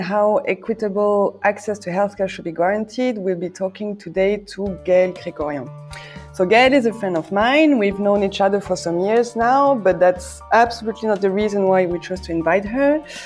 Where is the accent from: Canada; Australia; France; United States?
France; I'm French. I'm currently talking from Brussels.